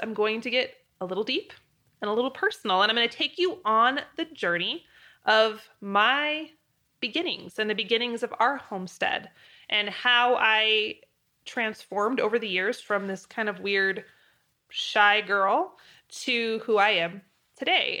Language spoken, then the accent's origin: English; Moscow, Idaho, United States; moved away as an adult; also born or lived in Wyoming; University of Idaho was in my hometown